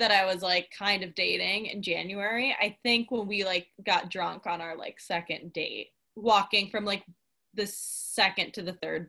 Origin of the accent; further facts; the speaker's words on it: the South, United States; I also wonder if, because we're from the South and people are just like nice to your face, that I'm like, I don't believe you